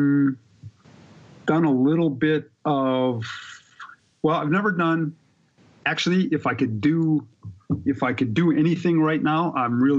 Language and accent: English; Milwaukee, Wisconsin, United States; born and raised in Wisconsin, in Milwaukee